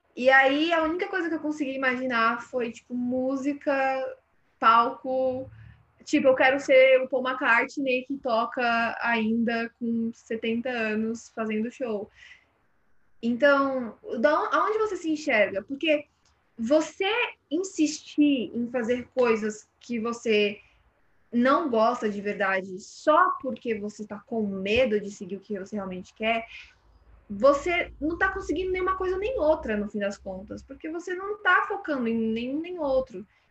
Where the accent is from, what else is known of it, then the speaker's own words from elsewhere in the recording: São Paulo, Brazil; dentro do Jardim São Luís, é, cresci, cresci aqui, nasci aqui em São Paulo